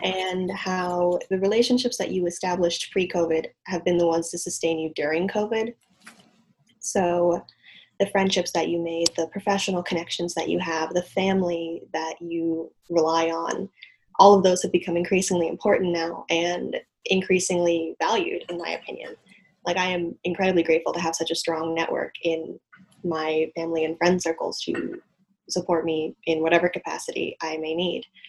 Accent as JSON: {"language": "English", "town": "Evanston", "region": "Illinois", "country": "United States", "tie": "born or raised there", "said": "I grew up in Evanston, Illinois, which is right outside of Chicago."}